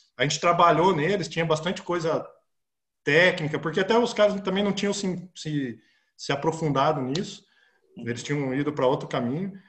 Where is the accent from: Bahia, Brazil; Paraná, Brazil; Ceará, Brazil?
Paraná, Brazil; Campo Mourão; also born or lived in Curitiba; eu nasci em Campo Mourão, né? E fui para estudar em, Curitiba, fazer é, terceiro ano lá